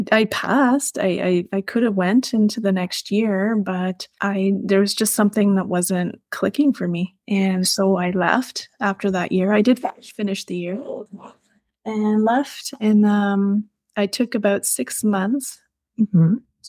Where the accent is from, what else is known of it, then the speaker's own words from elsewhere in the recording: Arnprior, Ontario, Canada; I grew up in Arm Prior